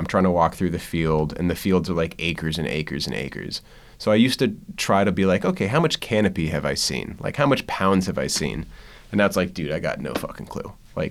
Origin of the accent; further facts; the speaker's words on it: East Coast, United States; I think, a little bit easier because I came from the East Coast.